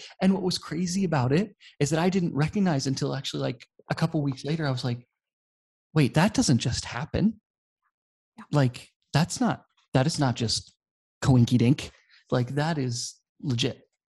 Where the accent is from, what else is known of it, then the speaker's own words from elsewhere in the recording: Poland; I grew up in Poland, and so my parents have been missionaries here for a really long time. So I grew up speaking Polish.